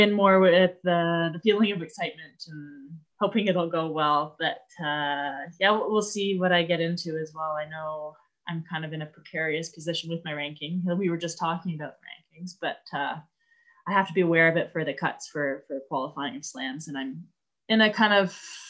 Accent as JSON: {"language": "English", "town": "Vancouver", "region": "British Columbia", "country": "Canada", "tie": "born or raised there", "said": "my hometown tournament"}